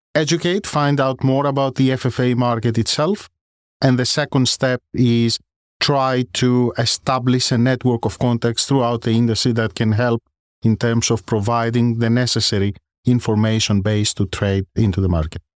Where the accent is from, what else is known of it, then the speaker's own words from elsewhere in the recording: Greece; moved away as an adult; now in London, United Kingdom; As you may have guessed from my surname and my accent, I originate from Greece. I grew up there, I did my school there